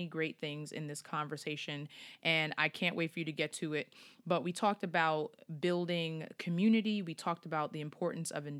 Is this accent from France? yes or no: no; Long Island, New York, United States; now in Philadelphia, United States; I am from New York. I'm from Long Island